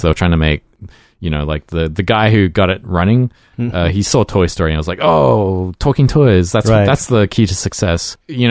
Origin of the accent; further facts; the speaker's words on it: Australia; moved away as an adult; also born or lived in Brisbane; when I was growing up in Australia